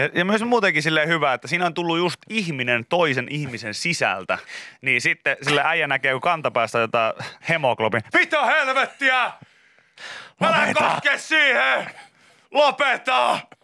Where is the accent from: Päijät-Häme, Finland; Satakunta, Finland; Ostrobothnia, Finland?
Satakunta, Finland; Pori; mä oon tietysti kotoisin niin Porista